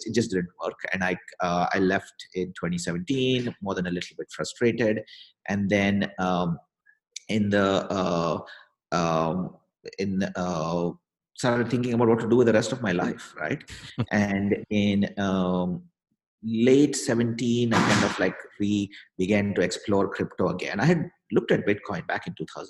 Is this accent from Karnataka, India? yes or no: yes; Bangalore, Karnataka, India; moved away as an adult; also born or lived in Europe / New York; now in United States; I'm from India. Was born and grew up in Bangalore